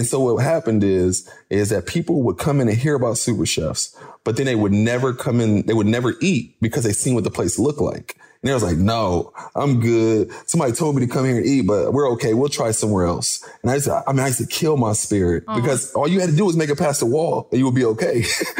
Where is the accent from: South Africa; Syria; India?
Syria; Cause I come from Syria.